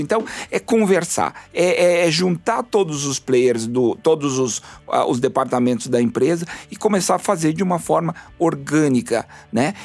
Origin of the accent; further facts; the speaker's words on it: Rio Grande do Sul, Brazil; Eu sou do Rio Grande do Sul